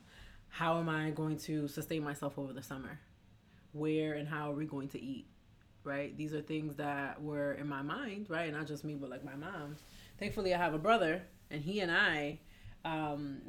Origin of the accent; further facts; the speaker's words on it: New York, United States; moved away as an adult; also born or lived in Boston; when I was living, growing up in New York